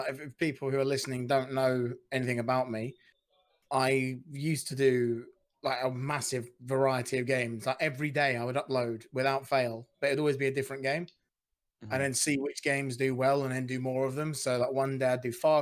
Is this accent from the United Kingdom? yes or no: yes; United Kingdom; I'm British